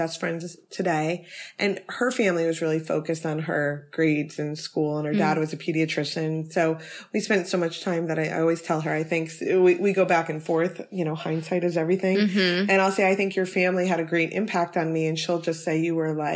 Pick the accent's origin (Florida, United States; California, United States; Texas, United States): Florida, United States; Cooper City; also born or lived in Cleveland, Ohio / Miami; now in Orlando, United States; I was born in Cleveland, Ohio, but I grew up in South Florida. In Weston, which is not even Weston, Cooper City area, which is near the Everglades